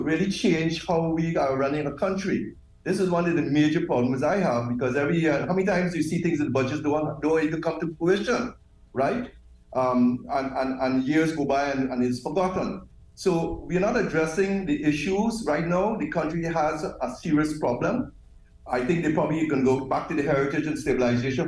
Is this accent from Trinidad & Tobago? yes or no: yes; Trinidad & Tobago; I'm from the Caribbean